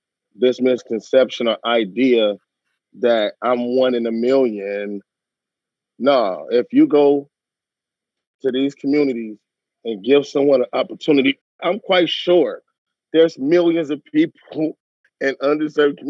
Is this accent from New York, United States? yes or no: no; Los Angeles, California, United States; also born or lived in Westwood Hills; I grew up in Watts